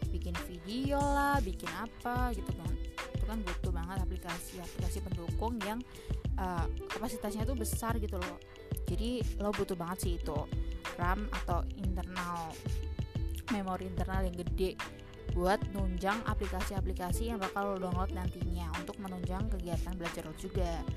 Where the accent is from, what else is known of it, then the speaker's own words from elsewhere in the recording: Semarang, Central Java, Indonesia; dan gue dari kota Semarang.